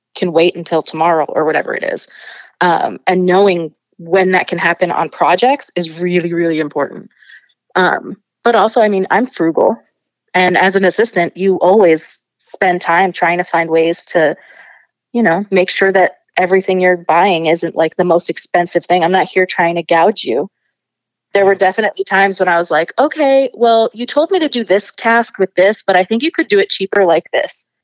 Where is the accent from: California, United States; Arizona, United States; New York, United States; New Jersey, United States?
New York, United States; New York City; I'm from Queens. I, I grew up in Astoria.